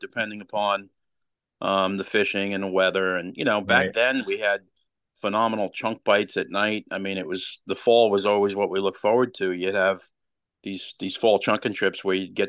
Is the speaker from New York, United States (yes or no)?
yes; Long Island, New York, United States; I grew up on Long Island